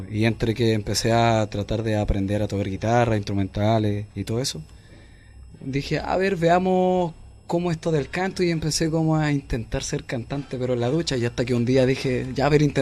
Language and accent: Spanish; Santiago, Santiago Metropolitan Region, Chile; also born or lived in Licantén, Chile; En Lincantén. Y claro, nací allá y, y claro, pasó el tiempo, casi tres años más o menos, ya después llegué aquí a Santiago y obviamente caí justamente aquí a Renca